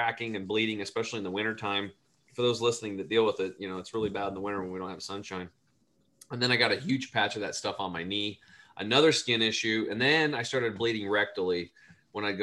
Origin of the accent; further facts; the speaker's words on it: Eastern Oregon, United States; I grew up over in Eastern Oregon in a small cattle and hay farm